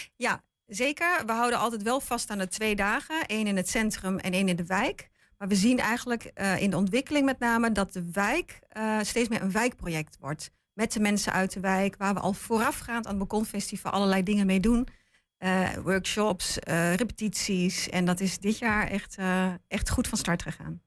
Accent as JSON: {"language": "Dutch", "area": "Lentvelde Brink", "region": "Overijssel", "country": "Netherlands", "tie": "born or raised there", "said": "Dat is ook de plek waar ik vandaan kom, hè, waar mijn ouders wonen, waar ik ben geboren en getogen."}